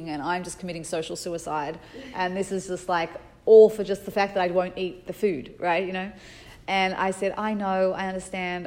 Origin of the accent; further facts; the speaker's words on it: Sydney, New South Wales, Australia; moved away; I was from Sydney, Australia